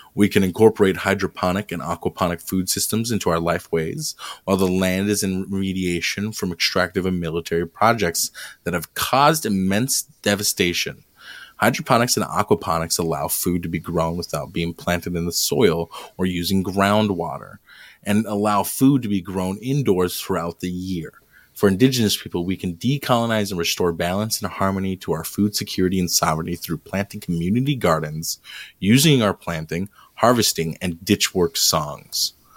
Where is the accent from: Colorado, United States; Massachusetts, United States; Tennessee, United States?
Colorado, United States; I was born in Colorado